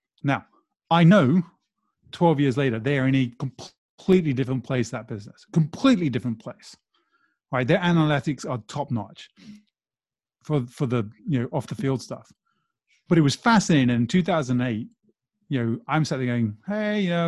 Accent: Brazil; moved away; I grew up in Brazil

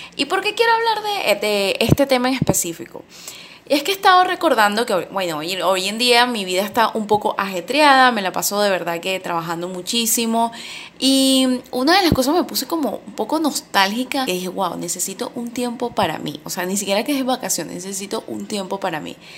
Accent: Venezuela; also born or lived in Valencia, Venezuela; en mi país

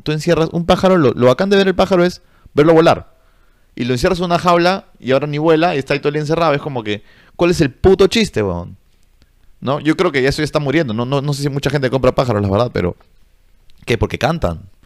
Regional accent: Peru; yo soy del, del tercer mundo, brother, soy de Perú

